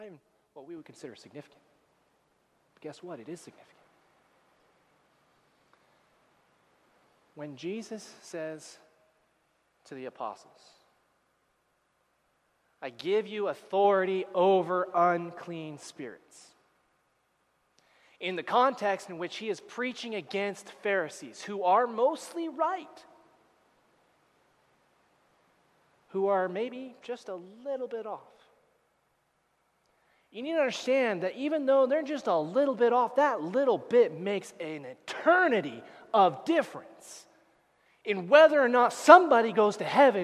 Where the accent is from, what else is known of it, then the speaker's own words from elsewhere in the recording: United States; moved away as an adult; now in Canada; I'm an American, that's all right. I'm a permanent resident now